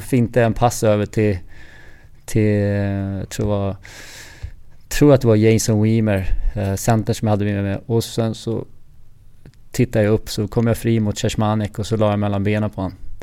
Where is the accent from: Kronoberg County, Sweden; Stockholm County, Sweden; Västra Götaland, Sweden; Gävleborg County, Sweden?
Stockholm County, Sweden; Stockholm; moved away as an adult; also born or lived in Florida, United States / Calgary, Canada / Columbus, United States; now in Gothenburg, Sweden; hemma i Stockholm